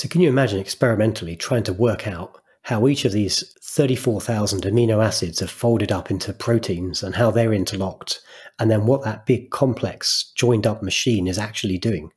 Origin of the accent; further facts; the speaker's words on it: United Kingdom; As a British person